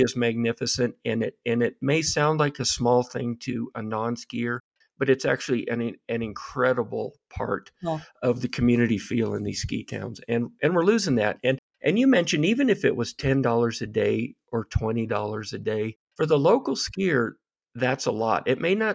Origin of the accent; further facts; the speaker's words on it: Aspen, Colorado, United States; growing up in Aspen, the ski culture